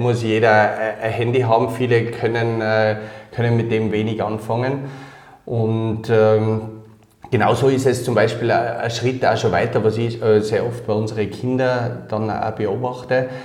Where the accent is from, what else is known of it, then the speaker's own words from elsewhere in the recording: Innsbruck, Tyrol, Austria; also born or lived in Kirchdorf (Upper Austria); aufgewachsen bin ich dann in Innsbruck